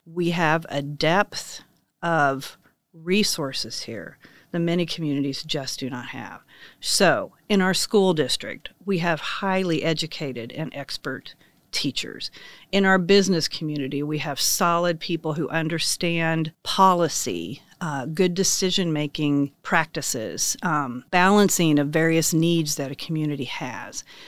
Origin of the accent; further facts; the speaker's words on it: Ingalls, Kansas, United States; now in Manhattan, United States; I grew up in Ingalls, Kansas, population two hundred eighty-five